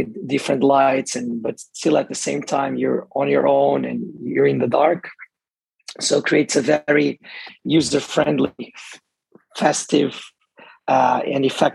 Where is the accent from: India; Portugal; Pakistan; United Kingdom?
Portugal; moved away as an adult; now in Dubai, United Arab Emirates; I'm from Portugal. I moved to the UAE, to Dubai, actually 8 years ago.